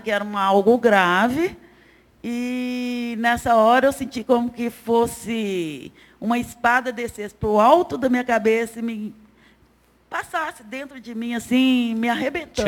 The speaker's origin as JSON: {"language": "Portuguese", "town": "Belo Horizonte", "region": "Minas Gerais", "country": "Brazil", "tie": "born or raised there", "said": "Eu sou de Belo Horizonte, nascida e criada aqui"}